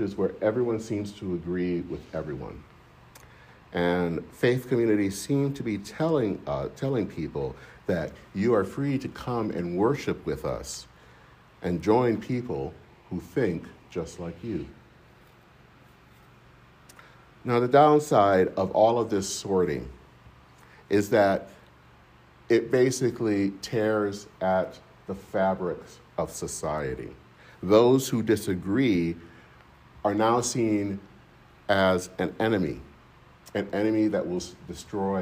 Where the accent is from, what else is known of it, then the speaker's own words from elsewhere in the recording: Michigan, United States; In my hometown in Michigan